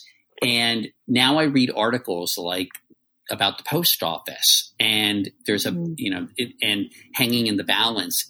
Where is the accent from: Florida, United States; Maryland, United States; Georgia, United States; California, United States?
Maryland, United States; D.C., Maryland suburbs outside Washington, United States; I was raised in the Maryland suburbs right outside of D.C.